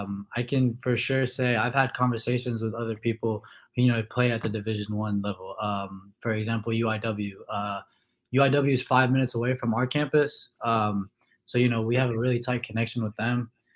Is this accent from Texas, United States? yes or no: yes; Houston, Texas, United States; born there; I was born in Houston, but both of my parents are originally from Syria in the Middle East.